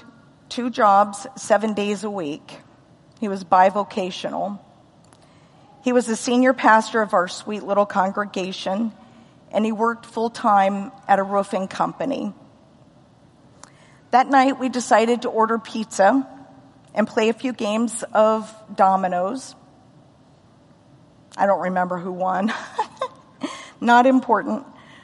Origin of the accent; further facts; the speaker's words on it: United States; also born or lived in Los Alamos, New Mexico / Missouri / Oklahoma; I grew up in Missouri and Oklahoma